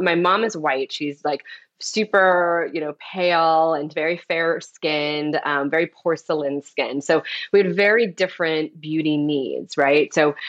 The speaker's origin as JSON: {"language": "English", "region": "Florida", "country": "United States", "tie": "born or raised there", "also_born_or_lived": "Detroit / Atlanta", "lives_now": "New York, United States", "said": "I was born in Detroit. I moved to Atlanta when I was really young, and I ended up going to school, high school and college in Florida. So I'm totally East Coast."}